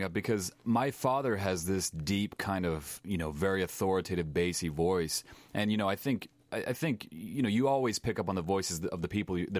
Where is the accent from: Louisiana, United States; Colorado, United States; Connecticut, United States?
Colorado, United States; Littleton; moved away as an adult; I'm from Littleton, Colorado, just south of Denver.